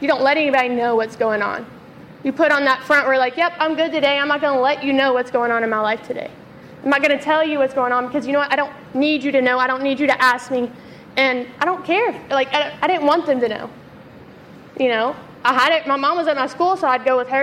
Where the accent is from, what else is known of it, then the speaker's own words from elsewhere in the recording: Memphis, Tennessee, United States; also born or lived in South Carolina; I grew up in Memphis, born and raised. We moved to South Carolina for a few years, and then we came back